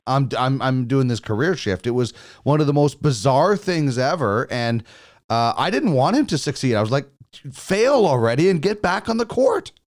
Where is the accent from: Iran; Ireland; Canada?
Canada; Manitoba; I grew up in Manitoba